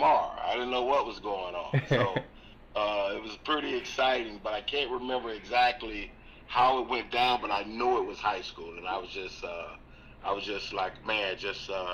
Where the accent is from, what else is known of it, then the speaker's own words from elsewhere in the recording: Florida, United States; growing up in Florida